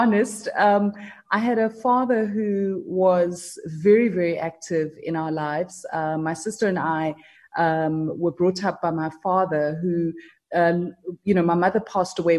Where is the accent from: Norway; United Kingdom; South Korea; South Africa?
South Africa; I was from South Africa